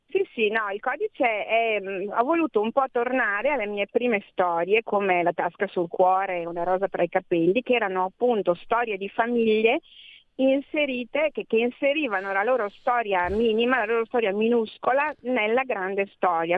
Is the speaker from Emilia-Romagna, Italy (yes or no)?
yes; Emilia-Romagna, Italy; io sono emiliana